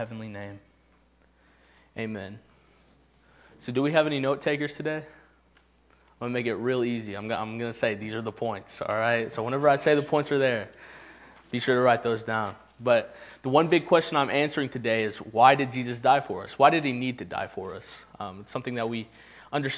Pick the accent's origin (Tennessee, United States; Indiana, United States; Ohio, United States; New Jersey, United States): Tennessee, United States; Knoxville; I am from Knoxville